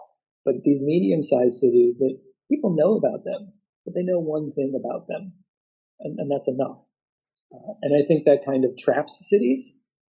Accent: Illinois, United States; now in Christchurch, New Zealand; And so I grew up outside of Chicago, and one of the great things is that when a band I liked would go on tour, I knew that they would come to Chicago. Then I moved to Christchurch

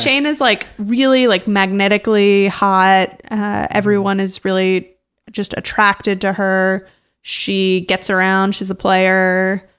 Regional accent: Brookline, Massachusetts, United States; also born or lived in Cambridge, Massachusetts; I moved from Cambridge to Brookline, Massachusetts when I was between second and third grade

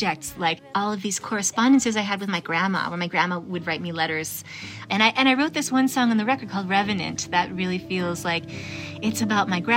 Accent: Vermont, United States; moved away; growing up in Vermont

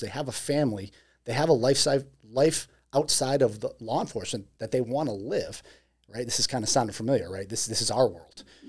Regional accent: Massachusetts, United States; moved away; it's my hometown.

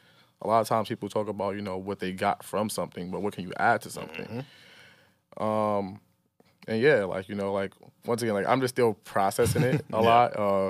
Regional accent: Brooklyn, New York, United States; I grew up in Farragut Projects, downtown Brooklyn, my whole life until I was like 19 years old, you know. But I also grew up in Marcy because my family lived there, my cousin, my aunt, my grandmother.

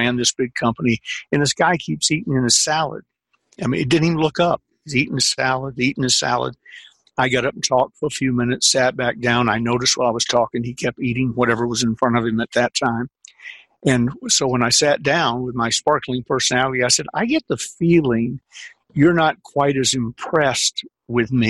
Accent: the South, United States; I'm a Southerner

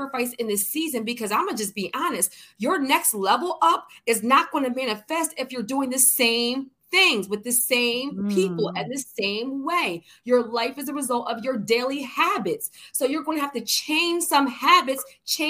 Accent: Philadelphia, Pennsylvania, United States; I'm from Philly

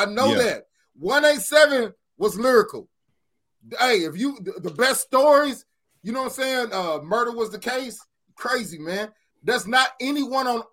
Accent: Kentucky, United States; you know me from Kentucky

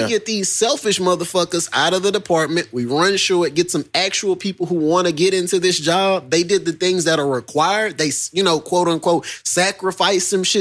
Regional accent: Iowa, United States; I am from Iowa

